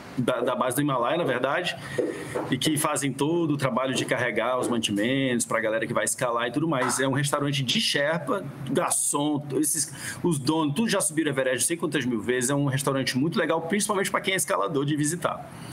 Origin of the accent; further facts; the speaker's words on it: Brazil; moved away as an adult; also born or lived in Rio de Janeiro / Ceará / United States; sou carioca cearense